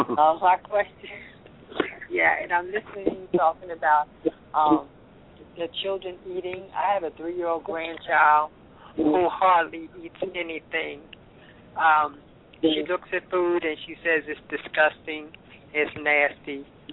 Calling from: New York, United States; 215 number, but I'm calling from New York.

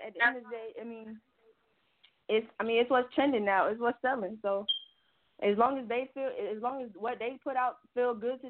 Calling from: Atlanta, Georgia, United States; I'm calling from Atlanta.

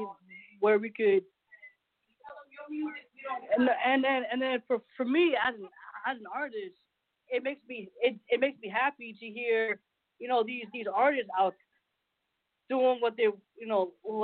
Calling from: Orlando, Florida, United States; I'm calling from Orlando, Florida.

